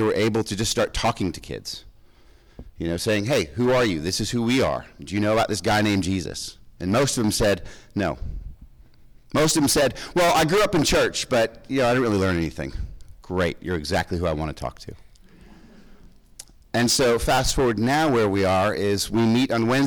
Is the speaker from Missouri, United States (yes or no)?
no; Connecticut, United States; moved away as an adult; also born or lived in Jacksonville, Florida; I was born and raised in Connecticut.